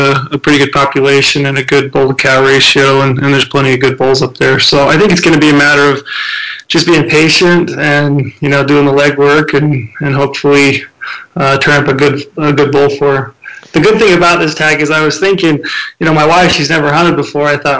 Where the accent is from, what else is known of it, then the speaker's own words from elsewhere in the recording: Utah, United States; I grew up in Annamalai there, so right at the base of the Boulder there on the west side